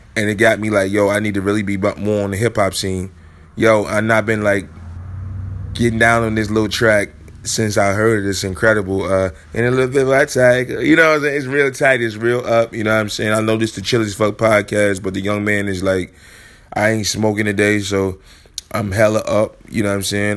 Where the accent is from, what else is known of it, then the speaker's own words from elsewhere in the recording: Chicago, Illinois, United States; moved away; I'm from Chicago